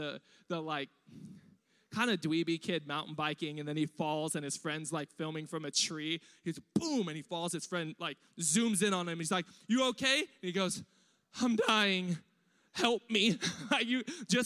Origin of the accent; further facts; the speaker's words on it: Riverside, California, United States; also born or lived in East Los Angeles; I was born in East LA. I was raised in East Riverside, which is like Diet Compton.